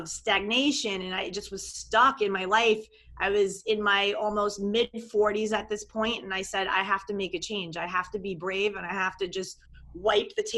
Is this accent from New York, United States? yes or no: yes; New York metro area, United States; accent: New York; moved away as an adult; also born or lived in Long Island; now in Miami Beach, United States; I'm from New York. I'm a New York, New York metro area girl my whole life till I was 39